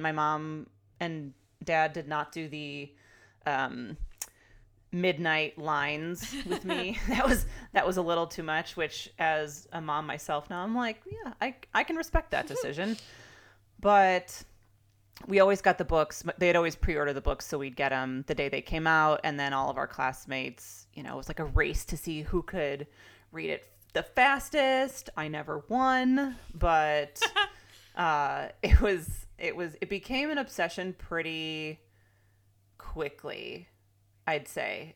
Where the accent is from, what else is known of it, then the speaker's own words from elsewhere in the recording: Chicago, Illinois, United States; moved away as an adult; now in California, United States; I'm a Chicagoan turned Californian